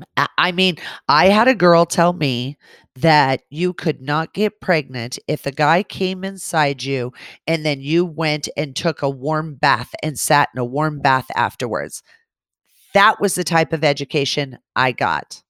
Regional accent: California, United States; growing up in California

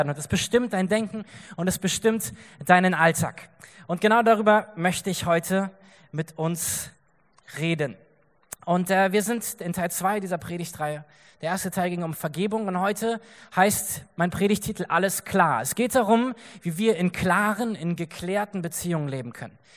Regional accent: Germany; wir haben gesagt, wir kommen einfach als Christen aus Deutschland, wir wollen irgendwas helfen, was können wir tun?

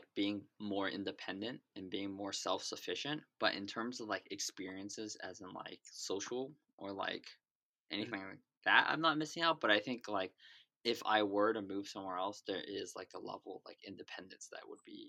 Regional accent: Bay Area, California, United States; So I was born in the Bay Area, and then I lived in the Bay Area.

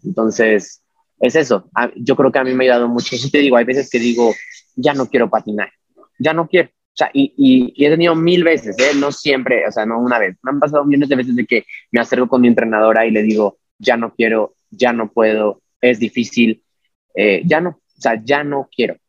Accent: Mexico; also born or lived in Mexico City

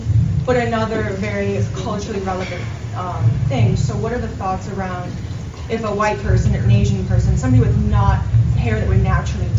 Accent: Romania; now in United States; I'm an immigrant from Romania. We were under Russian occupation in my mother's lifetime, communist regime

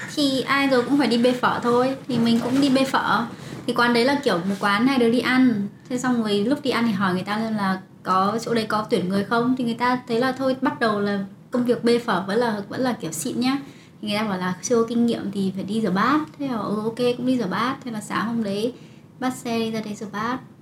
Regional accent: Bac Giang, Vietnam; accent: northern; moved away as an adult; also born or lived in Hanoi, Vietnam; now in Canada; quê tôi là ở Bắc Giang sau đó đi cấp 3 đi học chuyên Bắc Giang

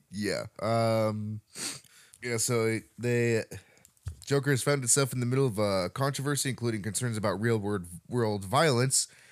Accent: Montana, United States; growing up in Montana

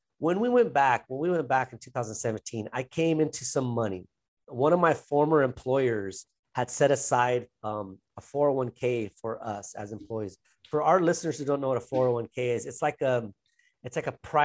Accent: Los Angeles, California, United States; now in João Pessoa, Brazil; I'm from Los Angeles, California.

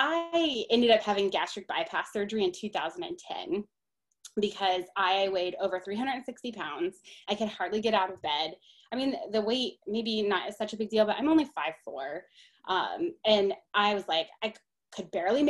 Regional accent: Columbus, Ohio, United States; I am from Columbus, Ohio. I've lived here almost my entire life, with the exception of 9 months that I was in photography school in Massachusetts

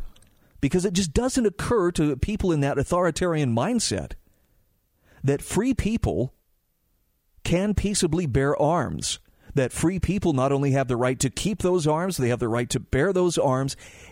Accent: United States; born there; Yeah, man, I was born in America. I'm always going to be free.

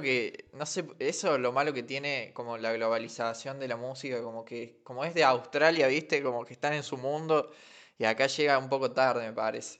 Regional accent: Alta Gracia, Córdoba, Argentina; somos de Altagracia, Córdoba.

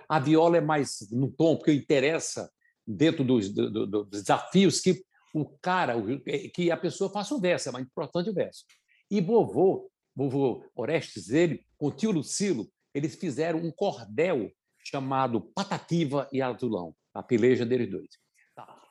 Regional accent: São Bento do Una, Pernambuco, Brazil; moved away; Eu sou da cidade de São Bento do Una, é, era uma cidade que tinha uns 5 mil habitantes quando eu nasci

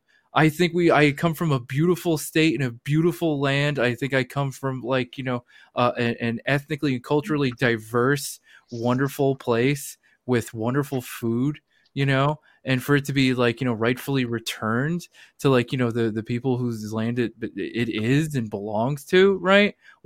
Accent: New Jersey, United States; how proud I am to be from New Jersey

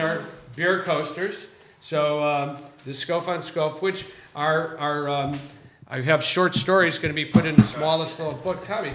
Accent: Chicago, Illinois, United States; now in Southern California, United States; as a kid growing up in Chicago.

